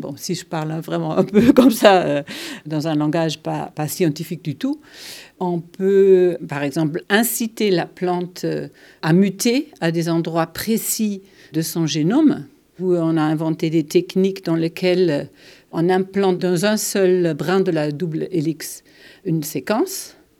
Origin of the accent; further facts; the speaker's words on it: Germany; French is a second language; moved away; je suis allemande